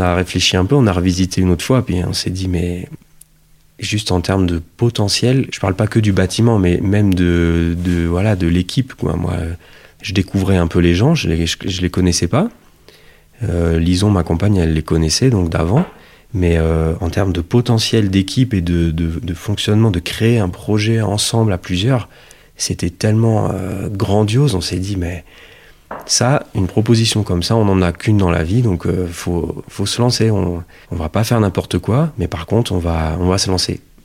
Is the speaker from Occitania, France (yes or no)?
yes; Toulouse, Occitania, France; now in Autrans, France; je suis toulousain d'origine